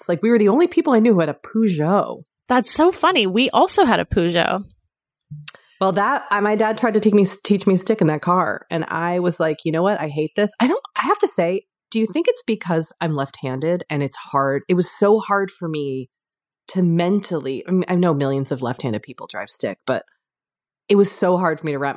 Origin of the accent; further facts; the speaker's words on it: United States; Well, anyway, we're screwed. We're American.